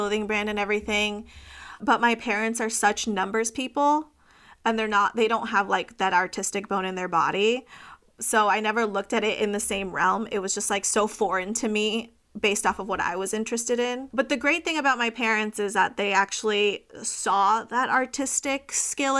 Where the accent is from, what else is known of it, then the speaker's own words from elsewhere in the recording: Orange County, California, United States; also born or lived in Virginia; But soon after I was born, we immediately moved to California, conservative capital of Orange County. So it was definitely very interesting growing up as a brown girl in such a white upper class neighborhood.